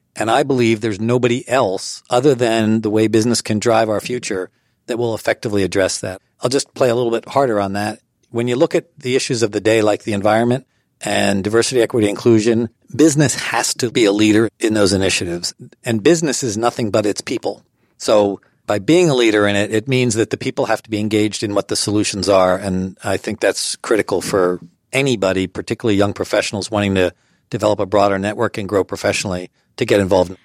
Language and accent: English; Allentown, Pennsylvania, United States; moved away as an adult; also born or lived in Harrisburg, Pennsylvania / Lancaster County, Pennsylvania; I grew up in Allentown, Pennsylvania, and in high school, I was often called the mayor